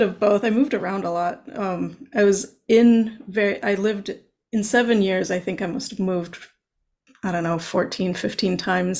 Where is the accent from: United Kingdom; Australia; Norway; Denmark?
Norway; first language Norwegian; also born or lived in United States; my native language, I guess my native languages are Norwegian and English. So I was born in Norway. And then when I was two, we moved to the US. And so I was young enough that English became a native level language for me. And then we moved back to Norway when I was 11.